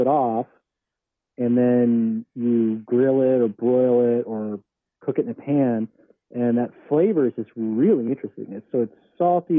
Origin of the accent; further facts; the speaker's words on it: New Jersey, United States; now in California, United States; I'm from New Jersey